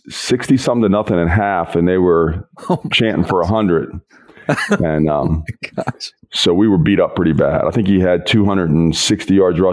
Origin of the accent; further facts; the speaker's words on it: West Virginia, United States; born there; West Virginia.